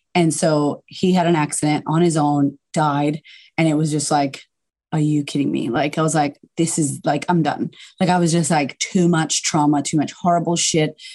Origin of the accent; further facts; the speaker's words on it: Boston, Massachusetts, United States; moved away as an adult; now in Melbourne, Australia; I'm originally from America, uh, from Boston, and I just I had a really turbulent upbringing